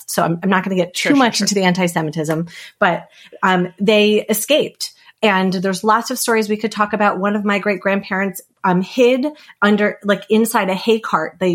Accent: United States; moved away as an adult; now in Canada; I grew up right outside of Washington, D.C.

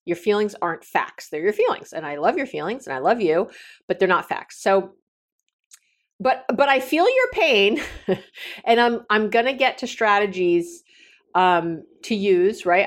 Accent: New York City, New York, United States; now in Northern California, United States; I come from New York City, you know, very liberal

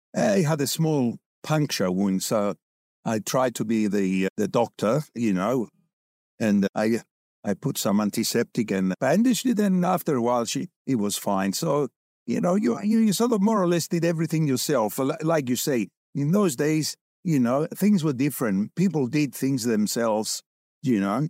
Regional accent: London, United Kingdom; moved away as an adult; also born or lived in Cyprus; now in Australia; I grew up in Cyprus. Immigrated with my parents to London for twenty years, did my schooling

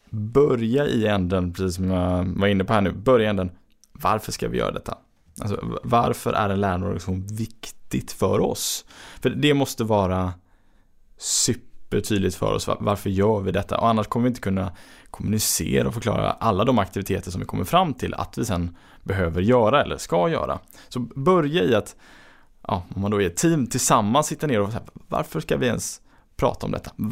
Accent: Gothenburg, Västra Götaland, Sweden; som göteborgare så är det ju liksom, man blir varm inombords

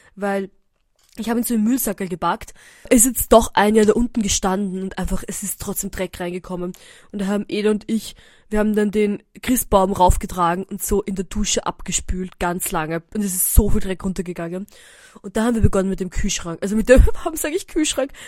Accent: Eisenstadt, Burgenland, Austria; moved away; wir sind aus Eisenstadt

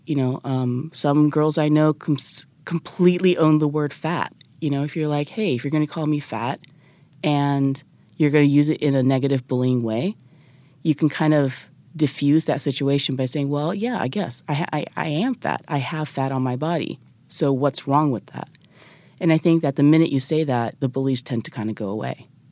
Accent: Japan; moved away as an adult; also born or lived in United States; I'm originally from Japan

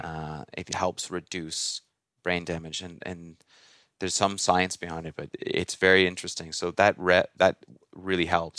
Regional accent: Toronto, Ontario, Canada; I grew up in Toronto area

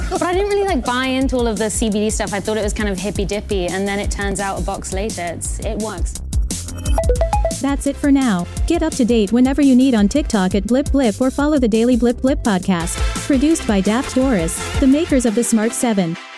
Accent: United Kingdom; I'm British

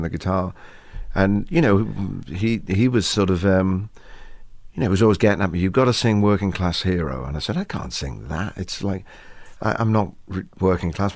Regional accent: England, United Kingdom; Maybe we're English

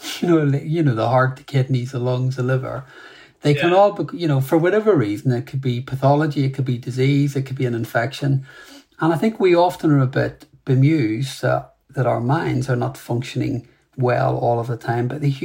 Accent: Ireland; And look, I'm an Irish man, so, you know, I talk a lot.

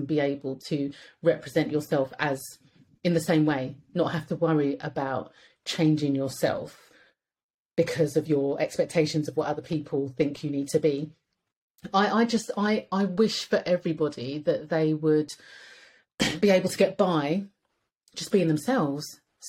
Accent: United Kingdom; British. So why should we have to change? Like, being British should be enough to get by in Britain.

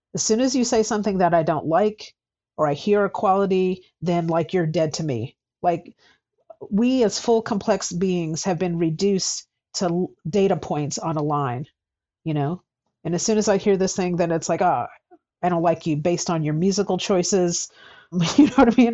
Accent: United States; I'm American

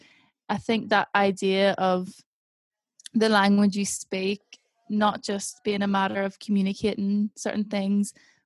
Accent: Ireland; now in England; I'm Irish

